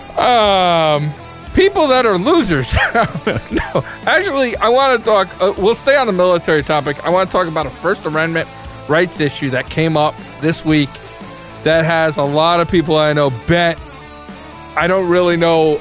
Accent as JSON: {"language": "English", "region": "New York", "country": "United States", "tie": "born or raised there", "also_born_or_lived": "Massachusetts", "said": "As somebody that grew up in the North"}